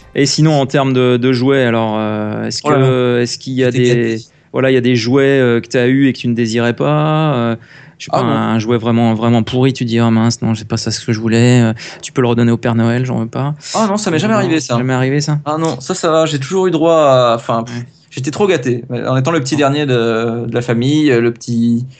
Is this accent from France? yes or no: yes; France; d'origine, d'origine, attention, je suis français